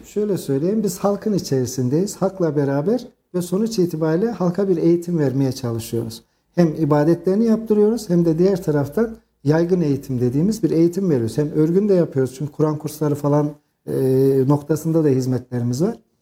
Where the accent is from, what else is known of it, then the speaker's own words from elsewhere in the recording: Kayseri, Kayseri Province, Turkey; aslen Ürgüplüyüm ama doğma büyüme Kayserliyim